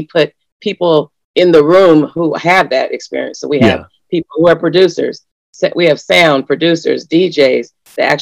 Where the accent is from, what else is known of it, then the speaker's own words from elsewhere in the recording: Los Angeles, California, United States; now in Alaska, United States; growing up around Los Angeles, and then my mom came here